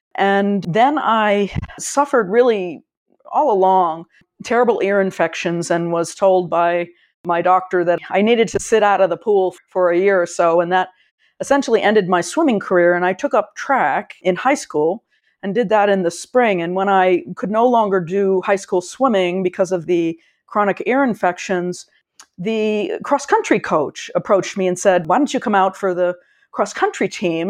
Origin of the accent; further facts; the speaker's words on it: Connecticut, United States; also born or lived in Chapel Hill, North Carolina / Washington, District of Columbia, United States; I've spent most of my life in Connecticut in a, a sort of a rural small town along the shoreline of Long Island Sound a little bit east of New Haven